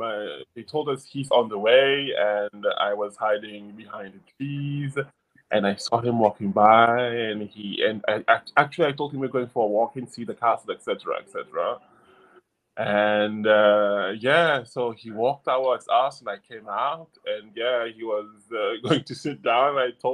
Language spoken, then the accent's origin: English; United States; English is a second language; now in United Kingdom; because you know I'm from the States, everyone likes to smile and they are very friendly.